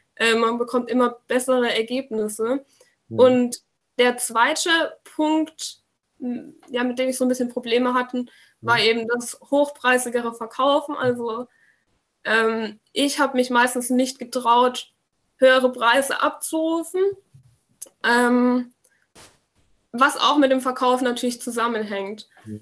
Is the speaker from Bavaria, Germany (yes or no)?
yes; near Würzburg, Bavaria, Germany; komme aus der Nähe von Würzburg